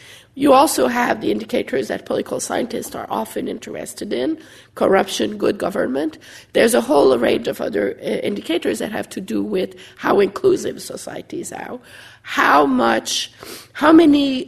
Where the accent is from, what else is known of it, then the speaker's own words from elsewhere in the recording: Canada; as a Canadian